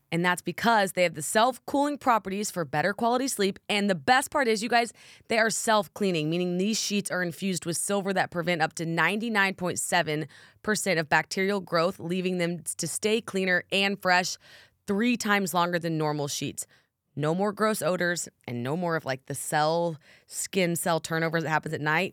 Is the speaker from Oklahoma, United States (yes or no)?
yes; Oklahoma, United States; I'm from Oklahoma